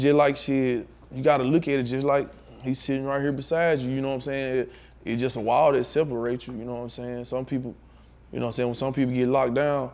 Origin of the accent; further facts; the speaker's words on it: Tutwiler, Mississippi, United States; I'm from Tutwiler, Mississippi. Mm-hmm. Like, better known Trick City, I got it tattooed on my arm and shit, man. Like, I'm a real Trick City baby